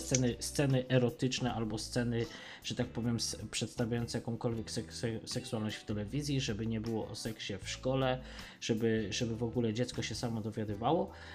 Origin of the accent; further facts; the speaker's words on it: Tarnów, Lesser Poland, Poland; ja nie jestem Tarnowianinem, ja jestem Mościczaninem. Pochodzę z dzielnicy Tarnowa-Mościce